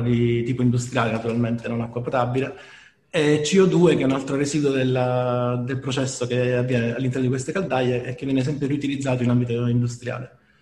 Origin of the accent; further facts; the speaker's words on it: Apulia, Italy; da noi in Puglia